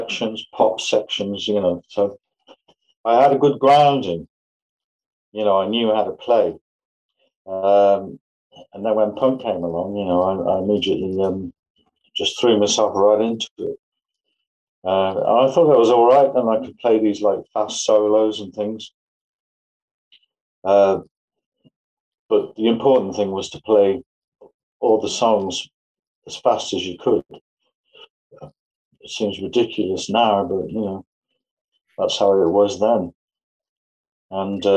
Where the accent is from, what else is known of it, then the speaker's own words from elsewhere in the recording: Evesham, West Midlands, United Kingdom; I was in a further education college in my hometown of Evesham